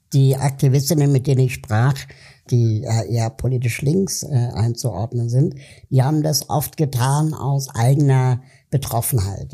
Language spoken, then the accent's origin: German; Berlin, Germany; als Deutscher, als Berliner